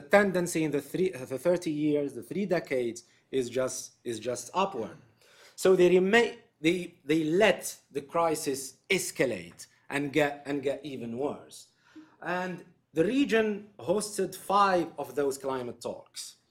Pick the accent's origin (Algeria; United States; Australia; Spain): Algeria; my home country, in Algeria